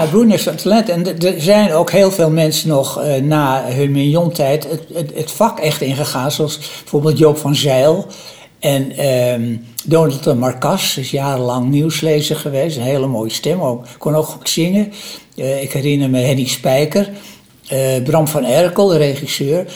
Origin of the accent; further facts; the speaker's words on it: Amsterdam, North Holland, Netherlands; ik ben in Amsterdam opgegroeid